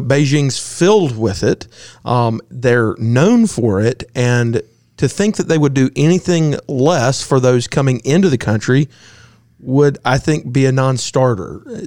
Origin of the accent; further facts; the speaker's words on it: United States; I'm an American